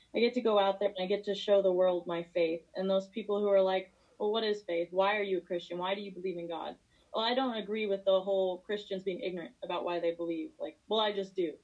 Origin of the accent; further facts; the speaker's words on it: Missouri, United States; moved away as an adult; also born or lived in Springfield; now in Virginia, United States; I'm from Missouri. I'm a country girl